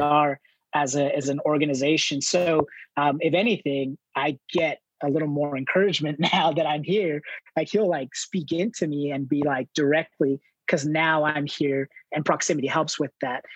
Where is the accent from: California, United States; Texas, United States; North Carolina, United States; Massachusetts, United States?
California, United States; Los Angeles; moved away as an adult; I grew up in Southern California in Los Angeles